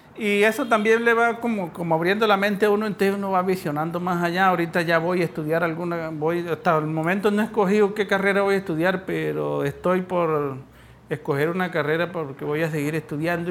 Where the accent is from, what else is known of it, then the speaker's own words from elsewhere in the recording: Pueblo Bello, Cesar, Colombia; Yo nací en Pueblo Bello, César